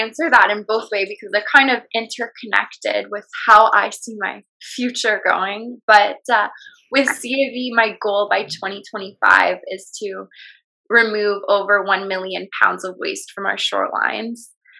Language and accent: English; British Columbia, Canada; just growing up on Vancouver Island, we're kind of like deemed as a bunch of hippies.